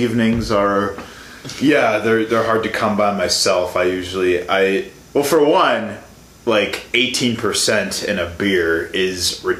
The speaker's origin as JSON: {"language": "English", "town": "Chicago", "region": "Illinois", "country": "United States", "said": "I'm actually from the Chicago area. I'm from the suburbs."}